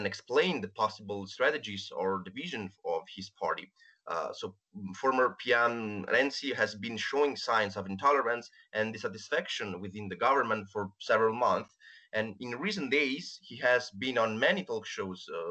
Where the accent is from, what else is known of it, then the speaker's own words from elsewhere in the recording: Rome, Lazio, Italy; I'm from Rome